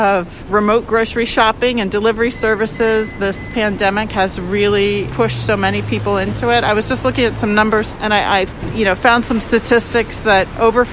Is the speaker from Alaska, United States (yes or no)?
yes; Alaska, United States; moved away as an adult; now in Philadelphia, United States; I grew up in Alaska. I'm a third generation Alaskan.